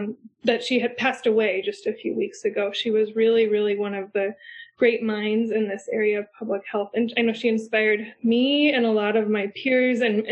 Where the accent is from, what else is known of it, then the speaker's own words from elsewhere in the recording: Iowa, United States; my home state of Iowa